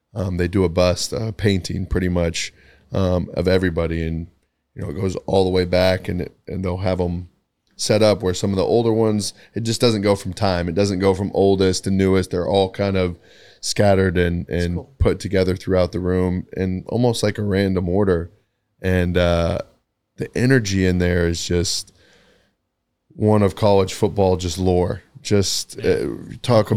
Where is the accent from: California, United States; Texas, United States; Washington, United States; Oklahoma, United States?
Texas, United States; Tyler; also born or lived in Kerrville, Texas; just being a kid from Texas, small town. You know, I grew up in in Tyler, um, ended up moving to Kerrville, which is a town of twenty thousand people